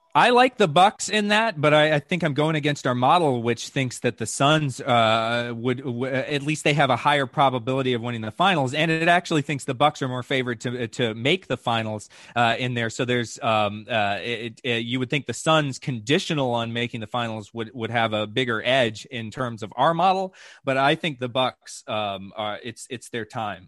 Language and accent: English; Atlanta, Georgia, United States; I grew up in Atlanta